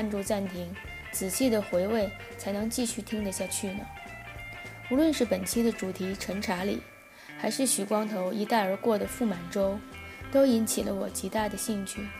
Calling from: Tianjin, China; 大家好，

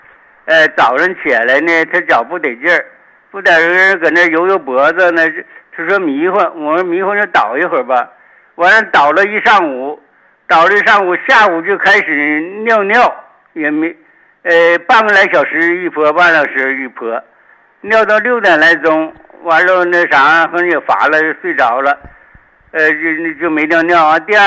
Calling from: Weihai, Shandong, China; 呃，威海的。

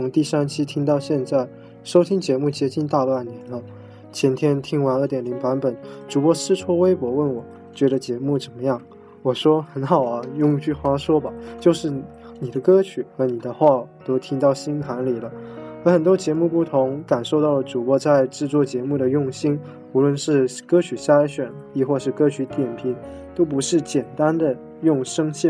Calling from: Guangzhou, Guangdong, China; Hello，大家好，我是来自广州东的听众 …，

